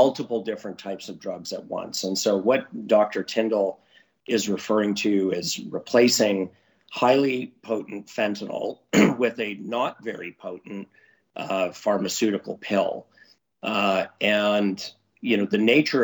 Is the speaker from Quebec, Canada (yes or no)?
no; Vancouver, British Columbia, Canada; now in Alberta, Canada; Vancouver was my hometown for a long time.